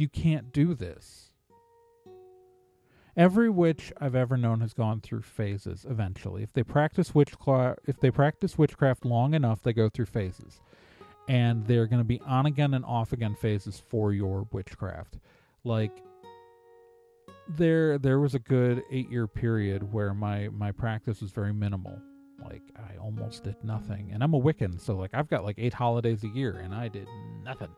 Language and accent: English; Milwaukee, Wisconsin, United States; also born or lived in Chicago; I was born in Chicago, grew up mostly in Milwaukee